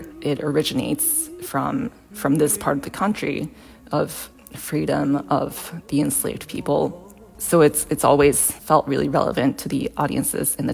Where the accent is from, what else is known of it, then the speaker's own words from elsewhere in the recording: Japan; now in Boston, United States; I'm originally from Japan